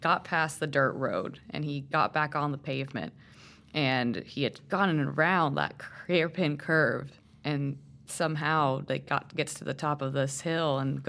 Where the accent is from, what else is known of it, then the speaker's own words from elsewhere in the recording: Puerto Rico; So, I mean, I grew up in Puerto Rico, okay. Or at least, you know, a little bit of my life I spent in Puerto Rico.